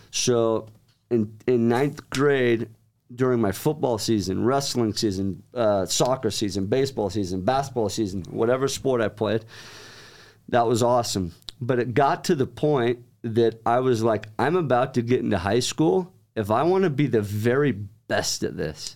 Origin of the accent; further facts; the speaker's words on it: Centerville, Utah, United States; moved away as an adult; also born or lived in Oklahoma; now in Pleasant Grove, United States; about a year later, my parents moved up to Centerville. It's right next to Farmington, right next to Lagoon. And was raised there